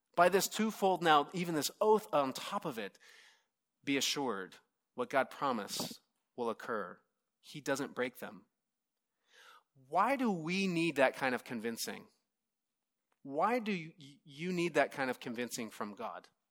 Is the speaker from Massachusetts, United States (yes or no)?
no; Southern California, United States; I'm from Southern California